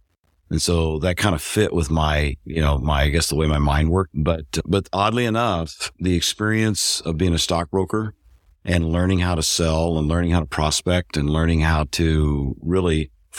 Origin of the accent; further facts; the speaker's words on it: Missouri, United States; I'm originally from Missouri. Grew up on a farm in north central Missouri.